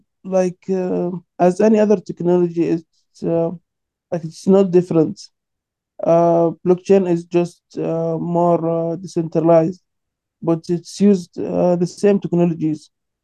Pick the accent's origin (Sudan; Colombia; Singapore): Sudan; I'm from Sudan, and I lived there for 4 years.